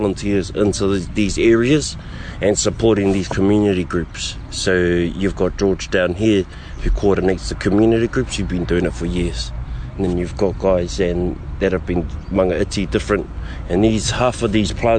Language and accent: English; Auckland, New Zealand; moved away as an adult; now in Te Awamutu, New Zealand; I'm born and raised in Auckland, in Aotearoa